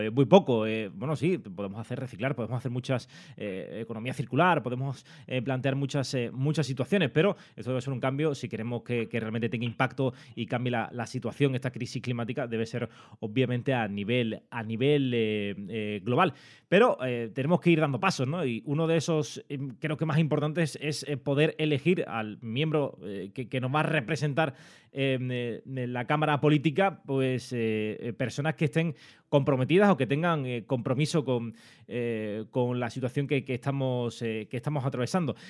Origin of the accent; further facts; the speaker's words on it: Andalusia, Spain; Andalucía porque es eh, mi tierra